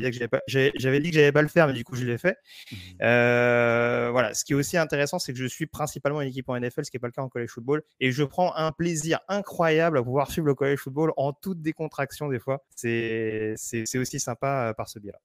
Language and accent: French; La Courneuve, Île-de-France, France; j'ai grandi à La Courneuve